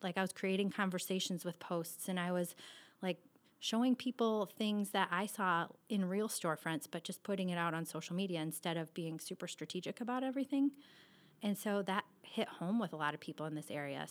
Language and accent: English; Cascade, Iowa, United States; I am born and raised here in Cascade, which is in the eastern part of Iowa.